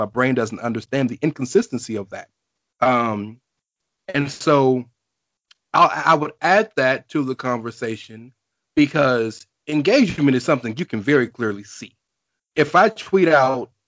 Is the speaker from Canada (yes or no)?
no; the South, United States; All four of us are from the South.